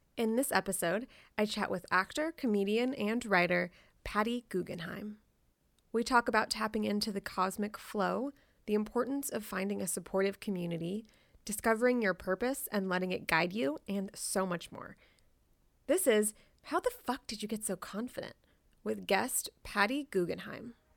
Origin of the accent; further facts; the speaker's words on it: Jacksonville, Florida, United States; also born or lived in Miami, Florida; I was born in Miami. I didn't grow up in Miami. I grew up in Jacksonville, Florida